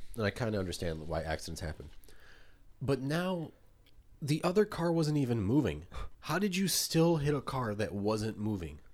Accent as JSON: {"language": "English", "country": "Poland", "moved": "yes", "said": "I'm from Poland"}